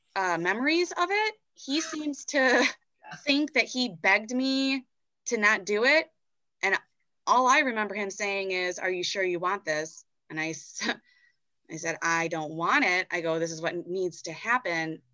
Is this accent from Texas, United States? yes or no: no; Chicago, Illinois, United States; moved away as an adult; also born or lived in Indianapolis; I'm from Chicago